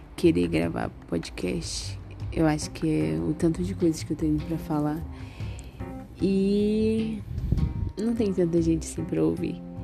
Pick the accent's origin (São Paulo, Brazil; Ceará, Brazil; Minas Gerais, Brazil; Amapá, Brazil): Amapá, Brazil; Macapá; sou de Macapá e moro em Macapá.